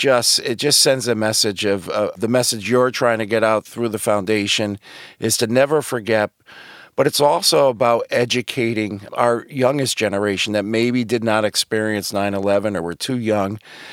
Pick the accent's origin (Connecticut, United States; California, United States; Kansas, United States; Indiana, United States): Connecticut, United States; my home state here at Connecticut.